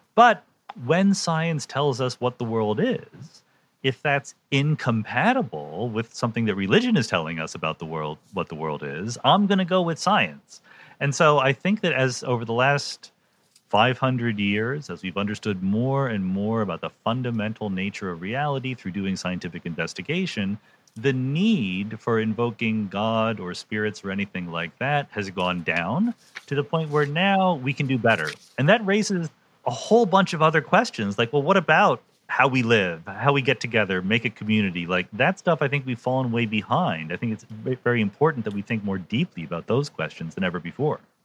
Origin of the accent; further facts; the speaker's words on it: Yardley, Pennsylvania, United States; I grew up in Bucks County, which is just north of oh, Philadelphia.